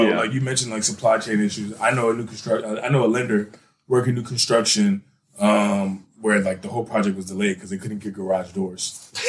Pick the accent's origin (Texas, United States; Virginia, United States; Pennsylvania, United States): Virginia, United States; Annandale; I'm from Annandale